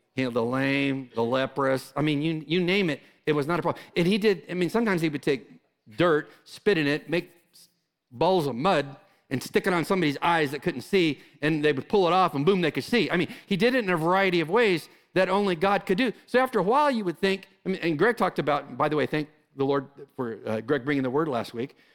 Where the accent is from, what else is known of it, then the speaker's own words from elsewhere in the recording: California, United States; moved away as an adult; I'm from California. I just came from California.